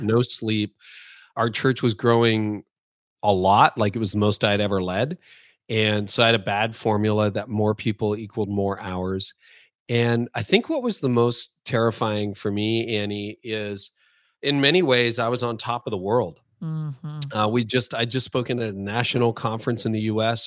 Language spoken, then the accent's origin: English; Canada; being Canadian